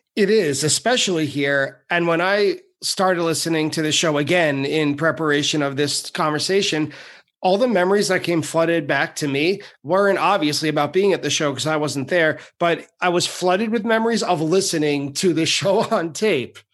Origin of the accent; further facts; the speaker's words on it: Long Island, New York, United States; I'm from Long Island